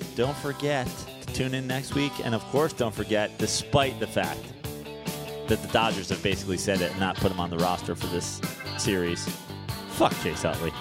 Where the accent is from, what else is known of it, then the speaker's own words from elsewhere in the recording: Katonah, New York, United States; I'm born in New York, and I lived in York. Yeah, I'm from Katona